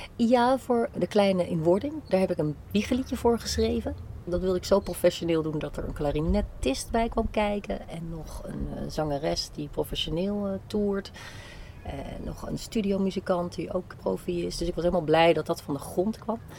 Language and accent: Dutch; Zeeland, Netherlands; moved away as an adult; also born or lived in Delft; now in Amsterdam, Netherlands; Zeeuws getogen